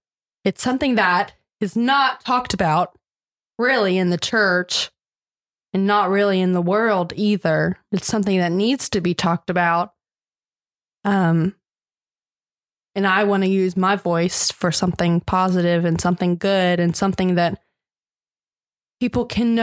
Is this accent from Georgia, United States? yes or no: yes; Augusta, Georgia, United States; I was born and raised in Augusta, Georgia